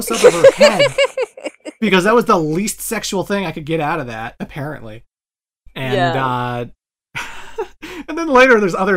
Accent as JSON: {"language": "English", "country": "Canada", "said": "me as a Canadian"}